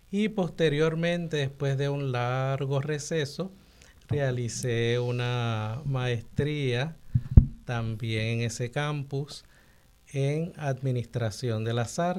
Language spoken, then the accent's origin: Spanish; San Juan, Puerto Rico; yo también soy sanjuanero.